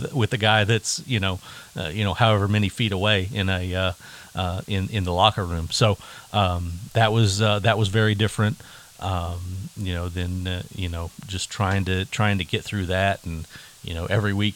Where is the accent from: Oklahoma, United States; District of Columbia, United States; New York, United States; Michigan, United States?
Oklahoma, United States; Yukon; I grew up in Yukon, in, you know, the 80s and 90s